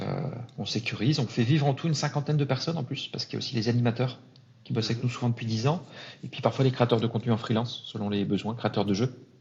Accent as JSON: {"language": "French", "town": "Lille", "region": "Hauts-de-France", "country": "France", "tie": "born or raised there", "moved": "as an adult", "lives_now": "Paris, France", "said": "j'ai grandi à Lille, arrivé à Paris il y, a, il y a 13 ans maintenant."}